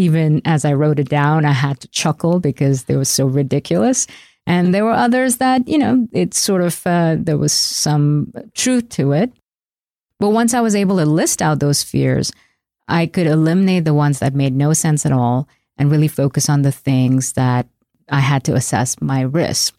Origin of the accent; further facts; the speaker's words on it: India; moved away as an adult; now in United States; I left my hometown in India and took a one-way flight to America